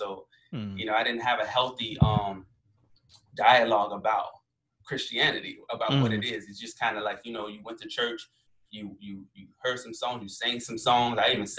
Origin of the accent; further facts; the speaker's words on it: Chicago, Illinois, United States; now in Virginia, United States; I'm originally from Chicago. I moved to the South due to my father joining the military.